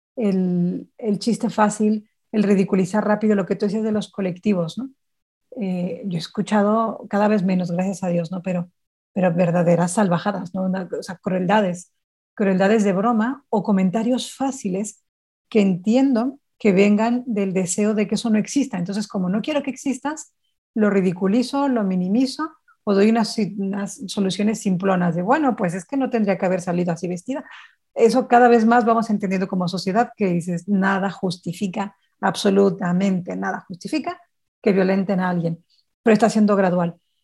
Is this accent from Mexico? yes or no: yes; Sonora, Mexico; yo soy de Sonora